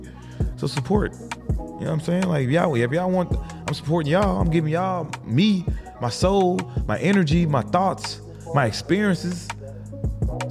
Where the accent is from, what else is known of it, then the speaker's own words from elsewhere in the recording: New Jersey, United States; I grew up in New Jersey